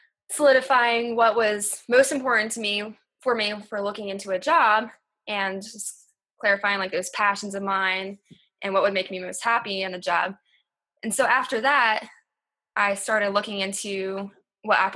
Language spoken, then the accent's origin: English; Delaware, United States; moved away as an adult; also born or lived in Lancaster, Pennsylvania; I grew up in Delaware